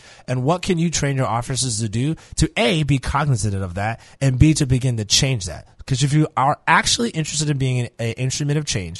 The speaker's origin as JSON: {"language": "English", "region": "New York", "country": "United States", "tie": "born or raised there", "said": "I grew up in New York in the 90s."}